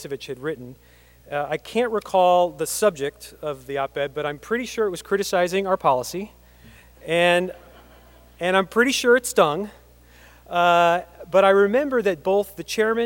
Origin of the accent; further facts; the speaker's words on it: Lincoln, Nebraska, United States; moved away; a place where I spent pretty much every fall Saturday of my childhood growing up in Memorial Stadium